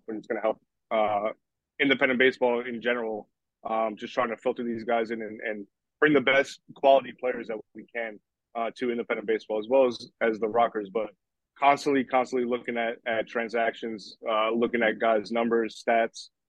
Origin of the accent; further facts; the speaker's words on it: New York, United States; also born or lived in Puerto Rico; I'm from New York and I used to go to the Long Island Ducks games all the time